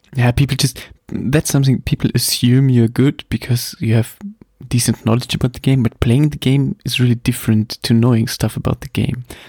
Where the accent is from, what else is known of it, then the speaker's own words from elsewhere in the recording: Germany; English is a second language; I'm from Germany, obviously. Um, please forgive my somehow okay English. Um, I'm the non-native speaker